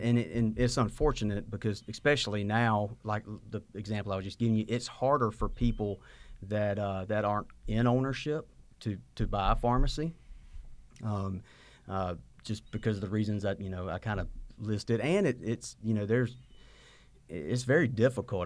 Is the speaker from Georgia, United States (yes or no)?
yes; Sylvania, Georgia, United States; moved away as an adult; now in Statesboro, United States; I grew up in Sylvania, Georgia, in my dad's pharmacy